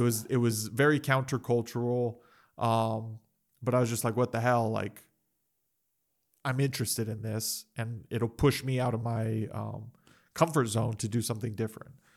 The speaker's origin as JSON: {"language": "English", "country": "United States", "tie": "born or raised there", "said": "I'm American, I've lived in the West, I've grown up in the West"}